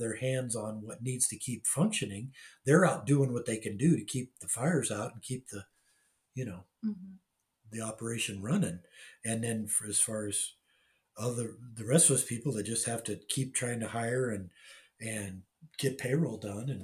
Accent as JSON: {"language": "English", "town": "Anaheim", "region": "California", "country": "United States", "tie": "born or raised there", "also_born_or_lived": "Long Beach, California", "said": "so I was born in Long Beach in 1955, the year Disneyland opened. And we moved to Anaheim in about, I think 58 or 57 or 58."}